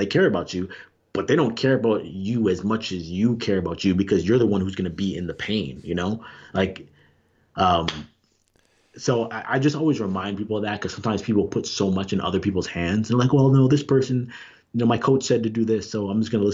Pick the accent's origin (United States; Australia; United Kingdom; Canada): Canada; Toronto, Ontario; growing up in Toronto